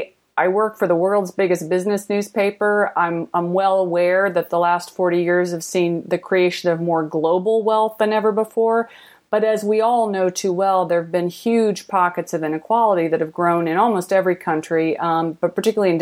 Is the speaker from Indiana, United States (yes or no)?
yes; Indiana, United States; moved away; born and raised in Indiana